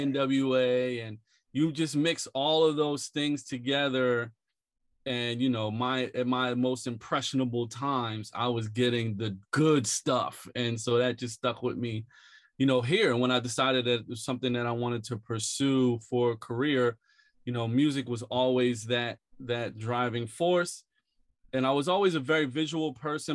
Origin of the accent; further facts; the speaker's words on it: Philadelphia, Pennsylvania, United States; now in New York, United States; I grew up in West Philly, a few blocks away from Fresh Prince